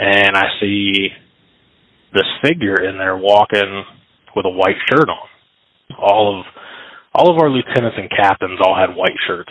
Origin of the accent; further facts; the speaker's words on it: Baltimore, Ohio, United States; also born or lived in Columbus, Ohio; My family, we moved to the Baltimore area, which is about 20, 30 minutes north of the BIS prison. So I've lived in the area my whole life